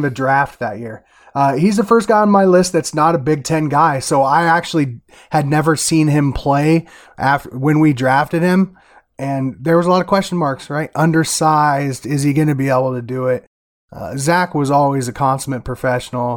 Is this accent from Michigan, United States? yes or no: no; Iowa, United States; I'm from Iowa